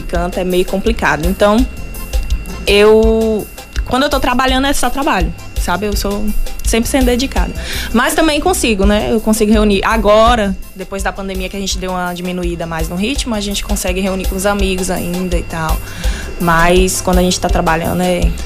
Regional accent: Bom Jesus da Lapa, Bahia, Brazil; eu sou daqui da Lapa mesmo. Uhum. Né, nasci há 26 primaveras

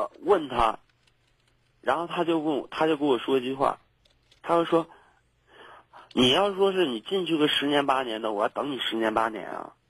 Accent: Zhengzhou, Henan, China; also born or lived in Beijing; 对。我家就郑州的，然后那什么呢，就是说，

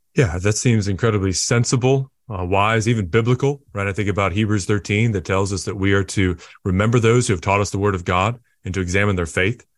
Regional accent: United States; as the American

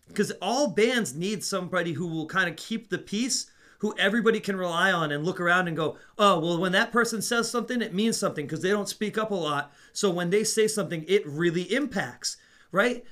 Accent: Netherlands; moved away; I grew up in the Netherlands.

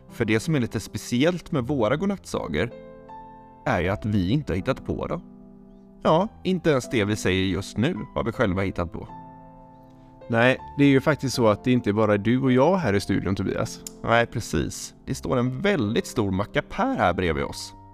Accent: Gothenburg, Västra Götaland, Sweden; Ja, vi är två bröder från Göteborg som älskar att berätta godnattsagor.

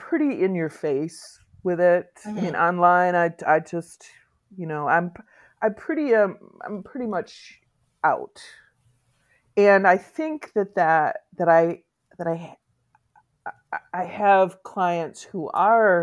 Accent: Muskegon, Michigan, United States; also born or lived in Norton Shores, Michigan / San Francisco / New York City; in my hometown, which is Muskegon, I actually live in Norton Shores, but Muskegon is the next big town over

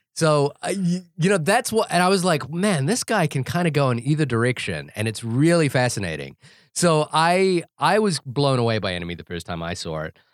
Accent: New Zealand; I think it's a characteristic of being a New Zealander

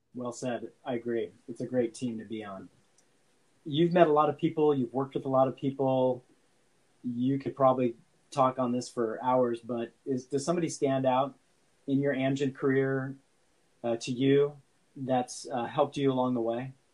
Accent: San Francisco Bay, California, United States; I grew up sailing in San Francisco Bay.

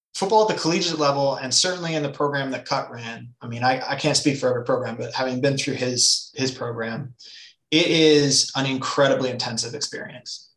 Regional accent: Nelson, British Columbia, Canada; moved away; I grew up in British Columbia, a small town called Nelson

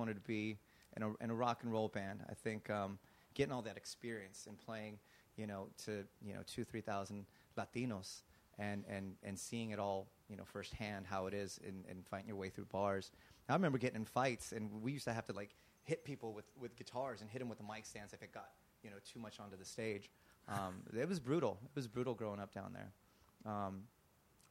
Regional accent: Garden City, Kansas, United States; now in Los Angeles, United States; growing up in Kansas, we didn't have a TV

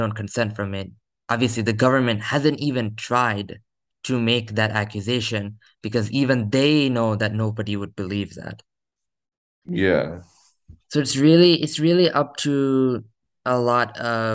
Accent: United States; as an American

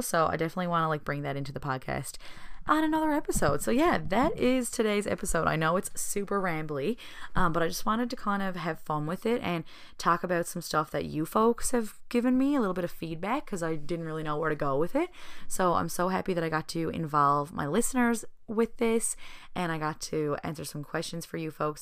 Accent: Newfoundland and Labrador, Canada; the people around my hometown

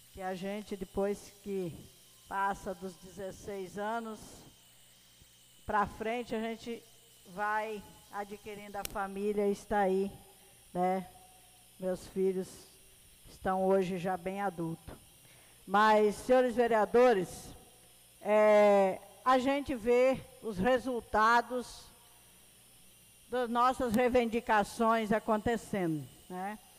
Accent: Rio Grande do Sul, Brazil; now in Medicilândia, Brazil; eu e a vereadora Elaine, né, somos gaúcha com muito orgulho

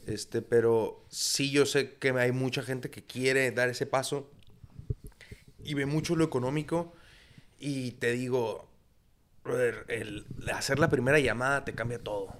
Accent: Tijuana, Baja California, Mexico; also born or lived in United States / La Paz; toda mi vida he vivido aquí, en Tijuana, ha sido mi casa

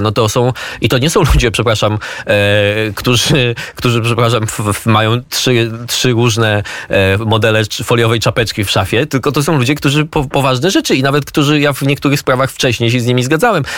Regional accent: Poland; my z Polski

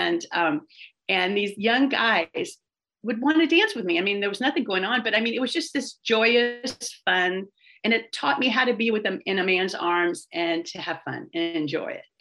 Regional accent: San Francisco, California, United States; I grew up in San Francisco

